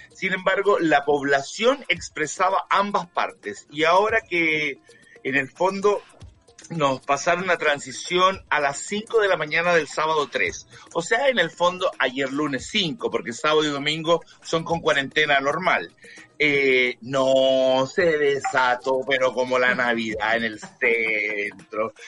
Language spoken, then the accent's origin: Spanish; Chile; periodista chileno